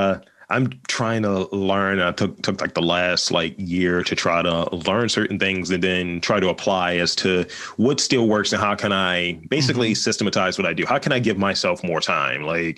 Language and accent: English; Baltimore, Maryland, United States; because I'm from here. I'm from Baltimore. Always lived here. I feel like I need to have, like, that Baltimore accent filter because I don't have one, unfortunately.